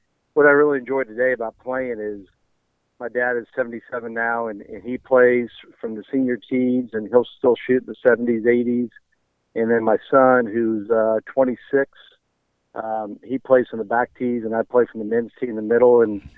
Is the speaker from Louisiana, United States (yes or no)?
no; Lenexa, Kansas, United States; We grew up in Lenexa